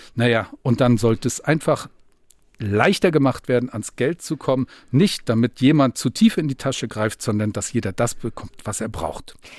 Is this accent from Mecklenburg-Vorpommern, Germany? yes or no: yes; Rostock, Mecklenburg-Vorpommern, Germany; bei uns in Rostock